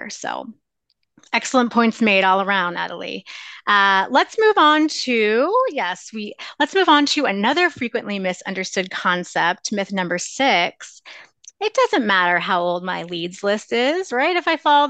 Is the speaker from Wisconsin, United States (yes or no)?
no; Lancaster, Pennsylvania, United States; now in Chicago, United States; I'm from Lancaster, Pennsylvania